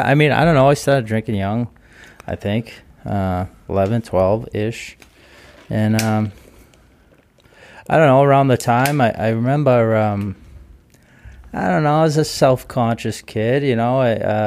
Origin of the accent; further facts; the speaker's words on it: Duxbury, Massachusetts, United States; Duxbury, South Shore.